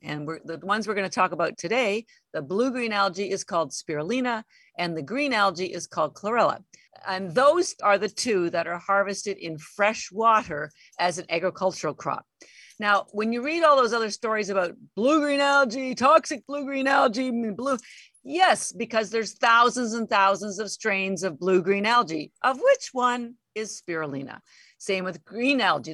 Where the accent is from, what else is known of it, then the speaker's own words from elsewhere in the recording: Canada; moved away as an adult; now in Boston, United States; And I'm Canadian, although I've lived in Boston 33 years